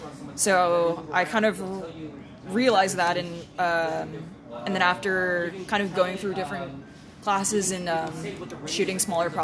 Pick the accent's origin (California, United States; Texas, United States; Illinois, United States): California, United States; The Bay Area.